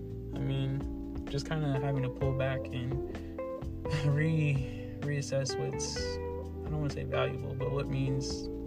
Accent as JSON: {"language": "English", "region": "Florida", "country": "United States", "said": "I'm from Florida. That's the place right there."}